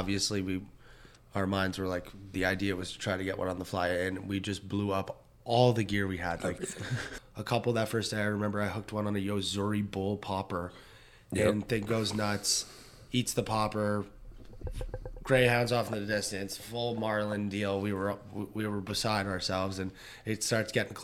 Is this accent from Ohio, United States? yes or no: no; New York City, New York, United States; moved away; also born or lived in Long Island; I grew up in New York. We lived in Long Island for a little and then moved to New York City